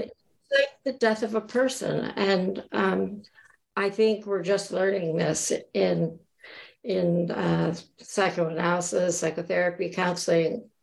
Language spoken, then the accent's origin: English; Florida Keys, United States; I grew up in the Keys